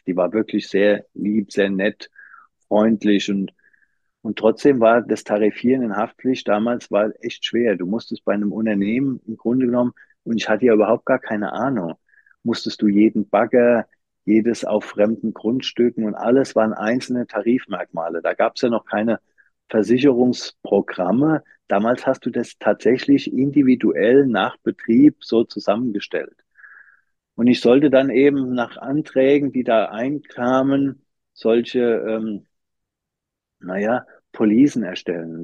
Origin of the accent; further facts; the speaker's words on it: Wiesbaden, Hesse, Germany; also born or lived in Frankfurt am Main / Schönfeld near Dresden / Leipzig / Darmstadt; ich bin in Frankfurt Frankfurt am Main geboren, da die äh, erste Klasse noch mitgenommen. Dann sind wir zwischen Frankfurt und Wiesbaden gezogen